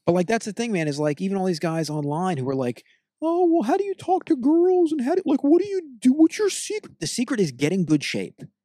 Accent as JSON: {"language": "English", "country": "United States", "said": "we're two American pig people"}